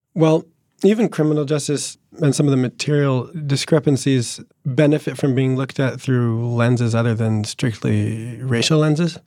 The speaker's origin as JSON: {"language": "English", "region": "New Jersey", "country": "United States", "tie": "born or raised there", "said": "the working class Italian kids that I grew up with in New Jersey"}